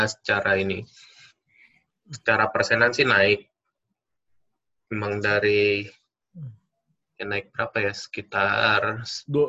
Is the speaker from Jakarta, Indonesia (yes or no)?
no; Batam, Riau Islands, Indonesia; Gua asal dari Batam sama kayak lu. SMA sama.